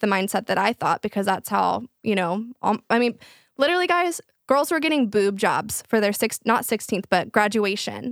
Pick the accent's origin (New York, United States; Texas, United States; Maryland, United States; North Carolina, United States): Texas, United States; Flower Mound; all of my friends, we grew up in Flower Mond, which is a very, like, rich area